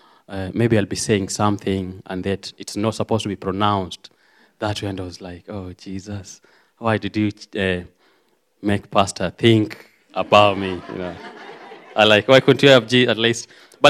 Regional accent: Kenya; English is a second language; moved away as an adult; also born or lived in Cornwall; now in United Kingdom; as a pastor has said. I'm from Kenya, and I love God. I'm saved.

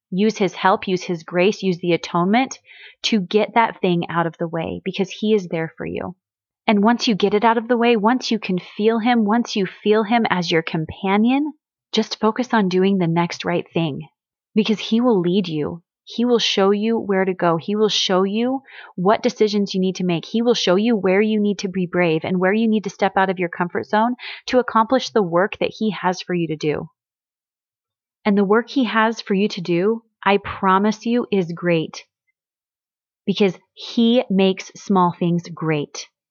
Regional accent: Missouri, United States; I grew up in Missouri

